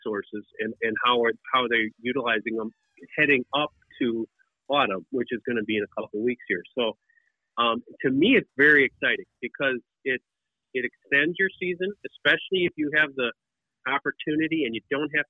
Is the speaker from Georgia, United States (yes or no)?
no; Wisconsin, United States; I grew up in Wisconsin, you know, upper Midwest